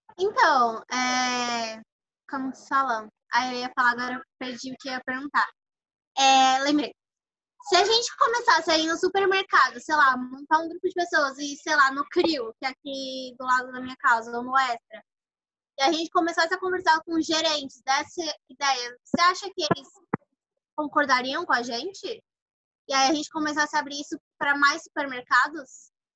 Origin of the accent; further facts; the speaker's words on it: Cubatão, São Paulo, Brazil; Sou de Cubatão